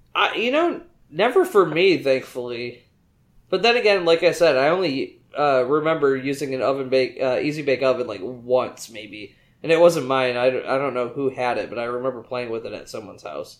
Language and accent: English; West Michigan, United States; now in Houston, United States; I am originally from the West Michigan area, but I now live in the greater Houston area.